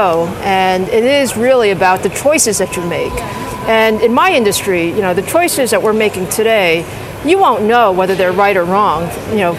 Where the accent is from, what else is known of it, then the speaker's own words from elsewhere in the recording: New York City, New York, United States; I grew up in Queens.